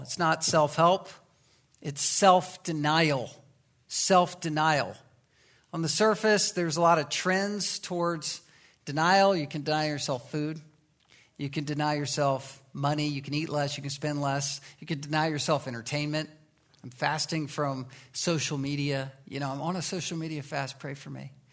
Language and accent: English; the Bible Belt, United States; I was growing up in the Bible Belt